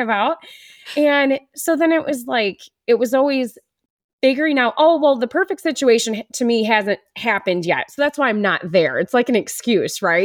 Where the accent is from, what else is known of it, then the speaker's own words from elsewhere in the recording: Wisconsin, United States; moved away as an adult; now in Iowa, United States; I grew up in the Midwest. I'm from Wisconsin originally. I've been living in Iowa for over ten years.